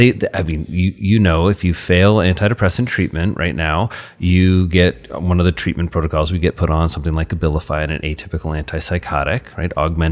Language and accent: English; Indiana, United States; my parents, when I was 6, moved to really, really rural Indiana. So I grew up in Crawford County